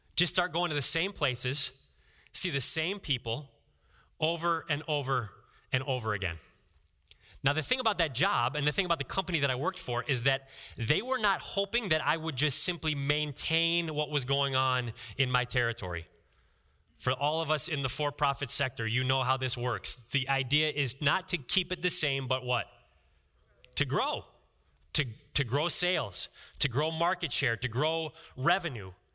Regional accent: Ohio, United States; I'm from Ohio

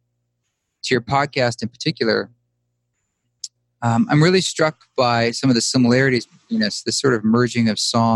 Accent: Boulder, Utah, United States; moved away; my hometown of Boulder, Utah. Not Boulder, Colorado, but Boulder, Utah, a town of 200 people

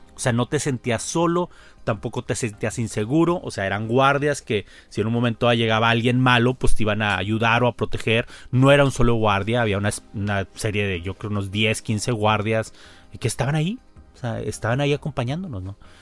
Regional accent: Mexico; como mexicano

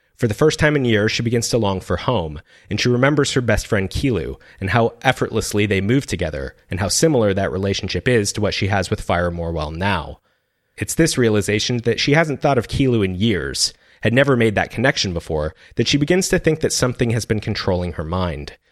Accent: Seattle, Washington, United States; my hometown, Seattle

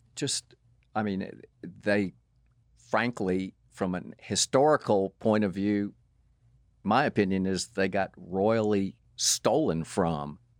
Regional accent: Atlanta, Georgia, United States; I grew up in Atlanta

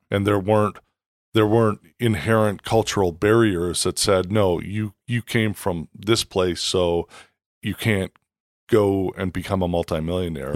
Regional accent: Canada; moved away as an adult; now in United States; growing up in Canada, I played hockey

